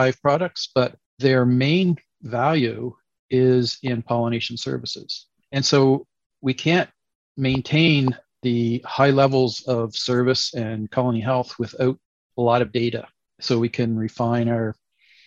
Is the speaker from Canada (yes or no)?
yes; Canada; also born or lived in Nova Scotia, Canada / Montreal, Quebec, Canada; I grew up in Canada, basically grew up surrounded by orchards and agriculture, and did my degrees in Nova Scotia and Quebec, Montreal specifically